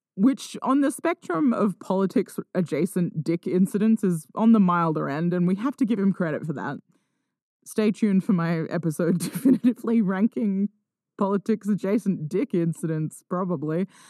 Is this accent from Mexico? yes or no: no; Australia; I'm Australian